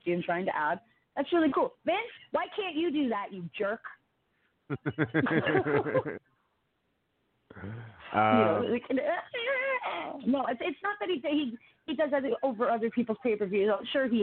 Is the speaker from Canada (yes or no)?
yes; Canada; I'm a Canadian